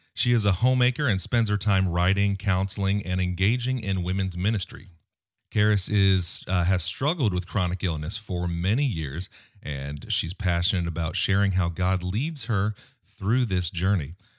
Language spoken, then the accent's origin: English; United States; as an American